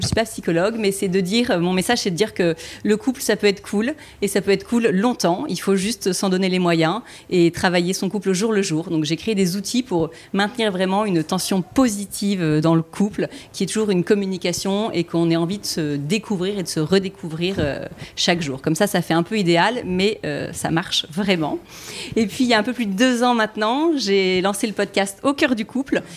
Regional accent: Toulon, Provence-Alpes-Côte d'Azur, France; Je viens de Toulon.

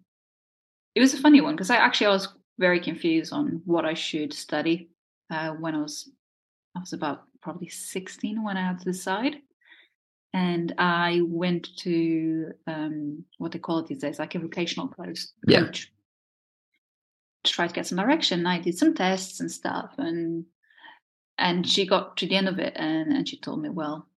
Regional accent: Portugal; first language Portuguese; English is a second language; moved away as an adult; now in United Kingdom; growing up in Portugal

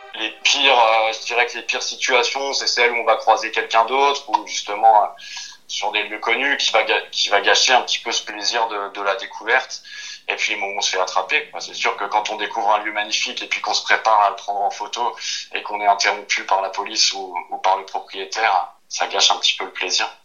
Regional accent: Vosges, Grand Est, France; Je suis originaire des Vosges

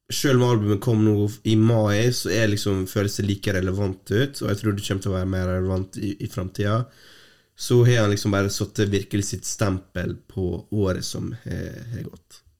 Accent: Norway

